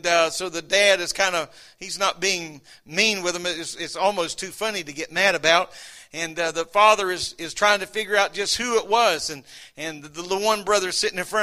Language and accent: English; United States; I'm glad I'm an American